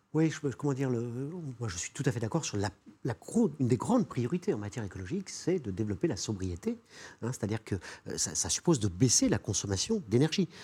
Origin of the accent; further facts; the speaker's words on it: Normandy, France; Je suis normand